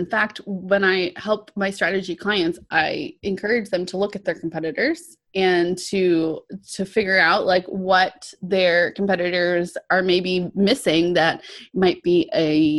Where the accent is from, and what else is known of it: Georgia, United States